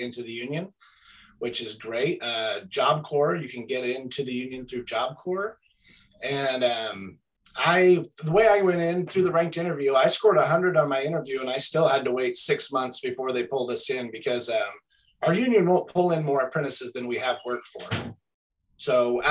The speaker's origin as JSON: {"language": "English", "town": "Oakridge", "region": "Oregon", "country": "United States", "tie": "born or raised there", "moved": "yes", "lives_now": "Springfield, United States", "said": "I was born and raised in Oak Ridge, Oregon, not too far from here, about 40 minutes east."}